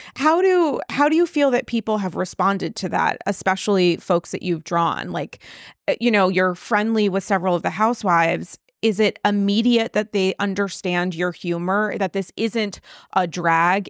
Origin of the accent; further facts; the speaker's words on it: Rhode Island, United States; now in New York, United States; I'm from Rhode Island.